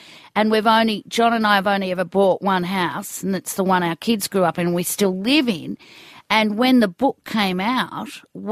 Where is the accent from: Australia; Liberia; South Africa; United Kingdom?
Australia; Greensborough, Victoria; the house I grew up in Greensboro